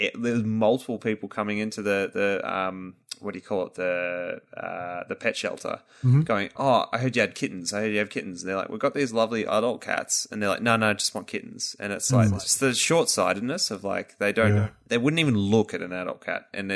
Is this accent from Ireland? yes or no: no; Australia; as an Australian